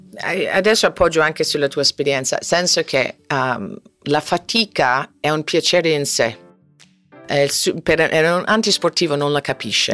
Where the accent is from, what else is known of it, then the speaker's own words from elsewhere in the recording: Florida, United States; Italian is a second language; moved away as an adult; also born or lived in Wichita, Kansas; now in Rome, Italy; Wichita, Kansas, conosco molto bene il tornado, eh, i cani piccoli, eh, poi sono cresciuta anche in Florida